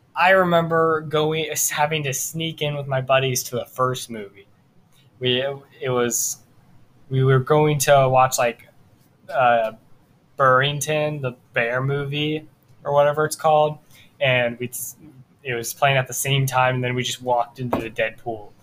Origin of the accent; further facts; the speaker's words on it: Cincinnati, Ohio, United States; I'm from Cincinnati, Ohio.